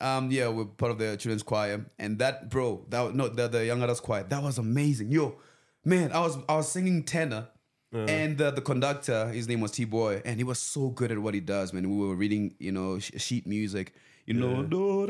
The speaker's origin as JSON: {"language": "English", "area": "Venda", "region": "Limpopo", "country": "South Africa", "tie": "born or raised there", "also_born_or_lived": "Pretoria", "moved": "as an adult", "said": "I grew up in Venda, and... for the longest time, that's where, like, you know, I lived my life."}